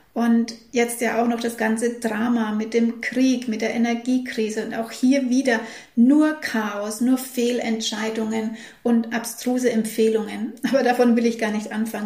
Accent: Germany; bei uns in Deutschland

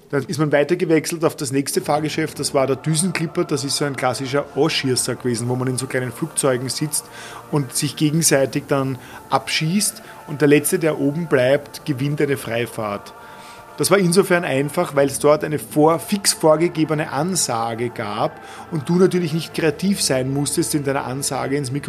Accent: Vienna, Austria; Ich habe meine Kindheit ausschließlich im Prater verbracht.

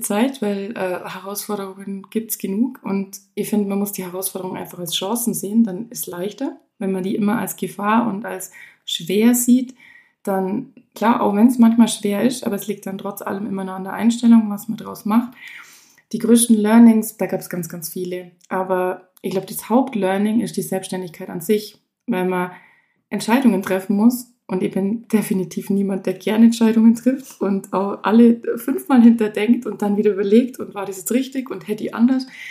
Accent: Kleinwalsertal, Vorarlberg, Austria; also born or lived in Allgäu, Germany; eigentlich komme ich aus dem kleinen Walsertal aus Österreich, aber mein Salon ist im Allgäu

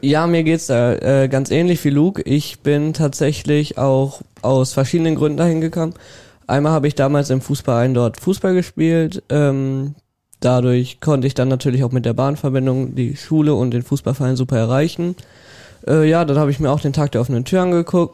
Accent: Welver, North Rhine-Westphalia, Germany; ich komme aus Borgeln

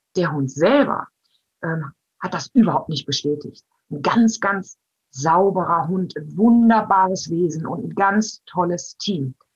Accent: Germany; Bei uns in Deutschland

